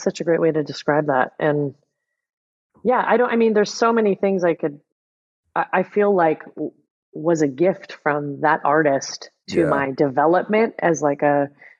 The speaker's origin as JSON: {"language": "English", "town": "San Jose", "region": "California", "country": "United States", "tie": "born or raised there", "also_born_or_lived": "Los Angeles, California", "said": "I grew up in San Jose, California."}